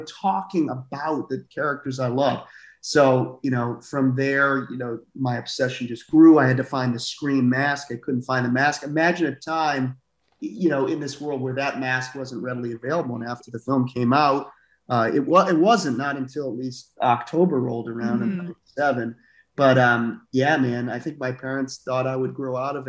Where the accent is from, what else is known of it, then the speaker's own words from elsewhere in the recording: Swampscott, Massachusetts, United States; I grew up on the North Shore of Massachusetts in a town called Swampscott